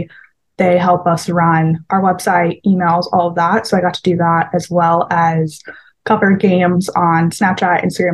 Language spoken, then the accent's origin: English; Texas, United States; moved away as an adult; also born or lived in Kansas City; now in Pittsburgh, United States; I'm from Texas